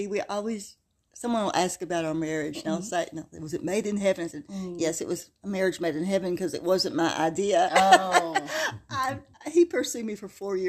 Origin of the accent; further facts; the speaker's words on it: Denton, Texas, United States; now in Louisiana, United States; I'm originally from Denton, Texas, but have been in Louisiana for 40 years, actually longer. I'm now Louisianian.